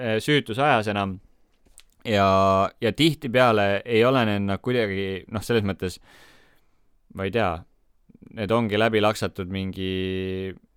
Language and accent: Estonian; Estonia; me oleme kõik eestlased, me räägime sama keelt